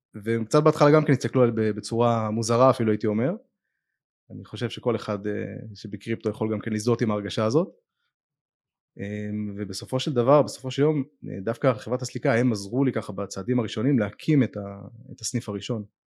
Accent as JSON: {"language": "Hebrew", "town": "Netanya", "region": "Central District", "country": "Israel", "tie": "born or raised there", "said": "אני גדלתי בנתניה בתור ילד"}